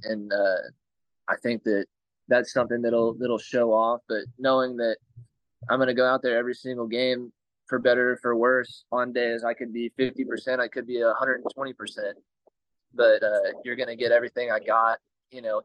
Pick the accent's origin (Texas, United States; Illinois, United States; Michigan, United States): Texas, United States; born or raised there